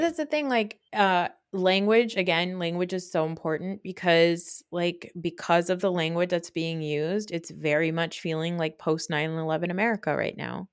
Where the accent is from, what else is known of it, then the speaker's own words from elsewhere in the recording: United States; also born or lived in West Orange, New Jersey; as an American, as a Muslim American